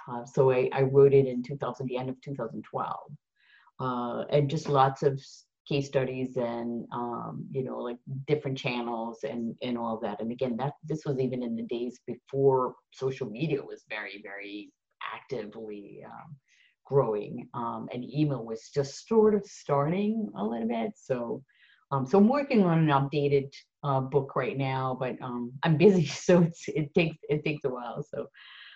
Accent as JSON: {"language": "English", "country": "Netherlands", "moved": "yes", "lives_now": "United States", "said": "I'm Dutch"}